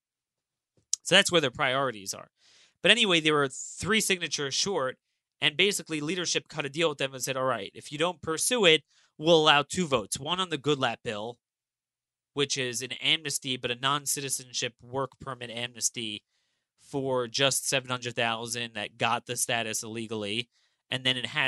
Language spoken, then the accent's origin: English; Maryland, United States; my home state of Maryland